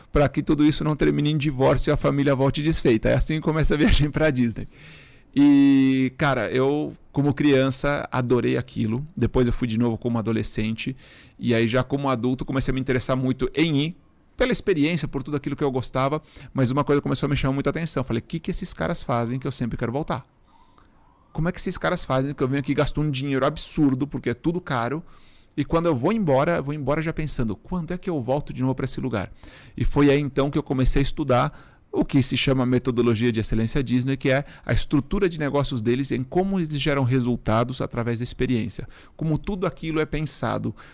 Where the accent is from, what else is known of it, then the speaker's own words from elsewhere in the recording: Uruguay; Portuguese is a second language; now in Brazil; eu sou estrangeiro. Muitas pessoas não sabem, eu sou, sou uruguaio. Uruguaio. Né? Então eu costumo falar que eu sou de uma família pobre de um país pobre.